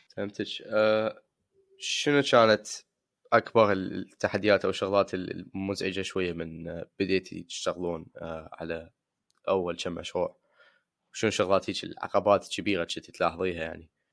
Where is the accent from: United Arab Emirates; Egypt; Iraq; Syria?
Iraq